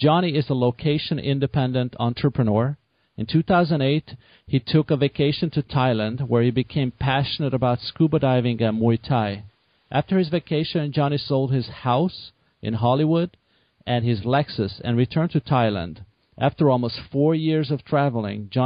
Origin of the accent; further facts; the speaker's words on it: Budapest, Hungary; I was born in Budapest, actually.